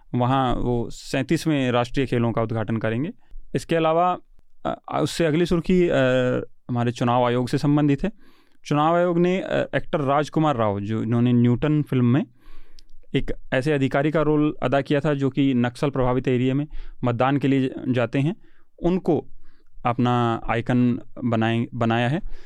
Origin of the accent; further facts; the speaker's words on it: Haryana, India; मैं हरियाणा से हूँ